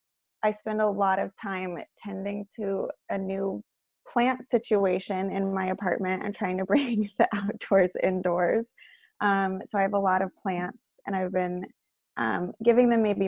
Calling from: New York City, New York, United States; I am calling in from Manhattan, in New York, in the US.

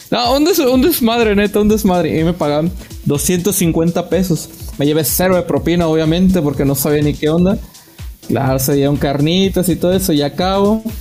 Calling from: Manzanillo, Colima, Mexico; desde Manzanillo, Colima

